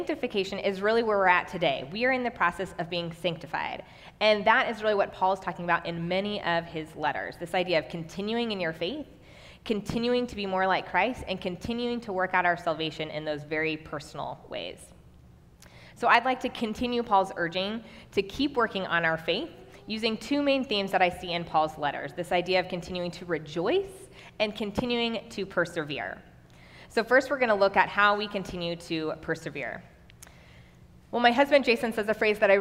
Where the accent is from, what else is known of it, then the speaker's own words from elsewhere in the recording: Kansas City, United States; also born or lived in Nebraska; now in Waverly, United States; I'm actually originally from Kansas City, and my husband and I moved back to Nebraska in 2015